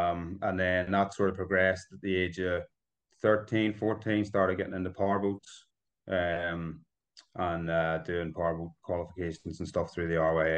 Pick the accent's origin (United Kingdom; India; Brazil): United Kingdom; Belfast, Northern Ireland; also born or lived in Bangor, Northern Ireland; I'm born and bred in Northern Ireland. I was born in Belfast. I live in Bangor, which is just down the coast from Belfast now, a seaside town.